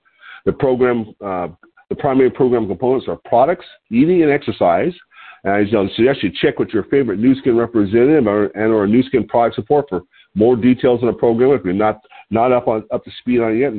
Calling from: Lompoc, California, United States; I'm your host today. I'm calling in from Lompoc, California, which sits about 54 miles north of Santa Barbara on the central coast of California.

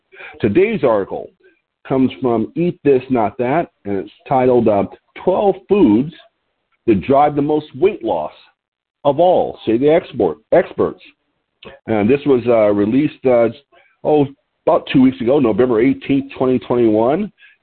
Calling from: Lompoc, California, United States; I'm your host today, and I'm calling in from Lompoc, California, which is 54 miles north of Santa Barbara on a beautiful California Central Coast.

